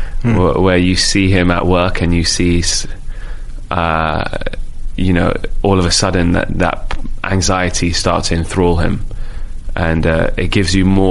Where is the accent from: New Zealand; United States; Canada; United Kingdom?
United Kingdom; London; I'm a dude from Rainer's Lane, so in London, which is like the last stop on the Piccadilly line.